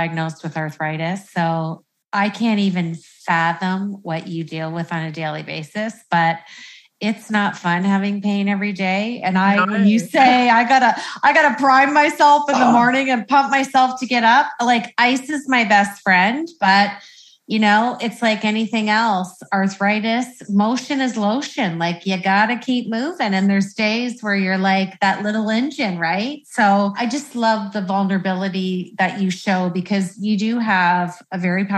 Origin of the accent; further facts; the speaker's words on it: Canada; I'm Canadian